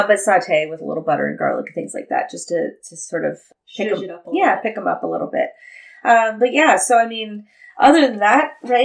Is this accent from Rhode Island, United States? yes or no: no; outside of Laughlin, Nevada, United States; in Laughlin, like I grew up like outside of Laughlin